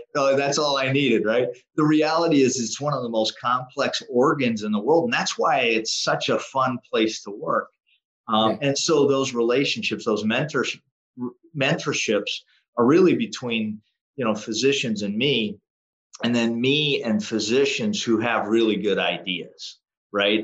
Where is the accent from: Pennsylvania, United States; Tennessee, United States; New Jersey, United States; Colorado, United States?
Pennsylvania, United States; Western; I grew up in Western Pennsylvania